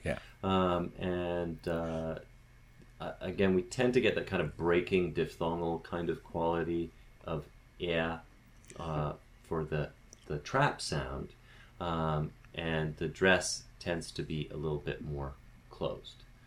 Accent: Canada

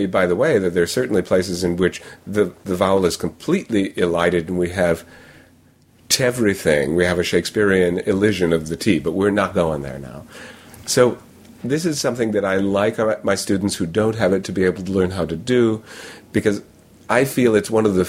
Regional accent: New York, United States; accent: New York; maybe if I have other features in my speech that tell them I'm from New York, then that's part of a context. But it sounds like casual speech if I use my own accent

